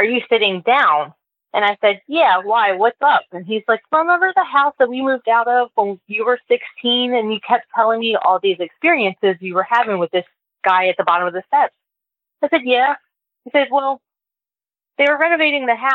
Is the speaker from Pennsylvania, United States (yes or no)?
no; Baltimore, Maryland, United States; I grew up in Baltimore in a row home.